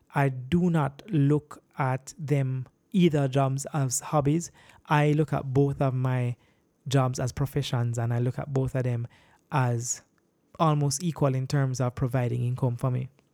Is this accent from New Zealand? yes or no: no; Jamaica; I'm a Jamaican